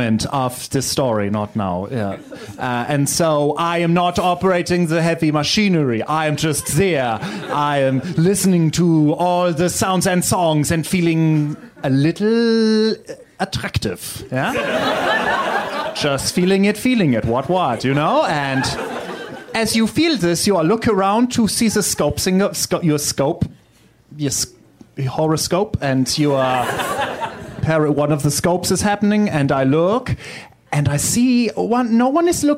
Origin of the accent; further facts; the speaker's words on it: Germany; I'm from Germany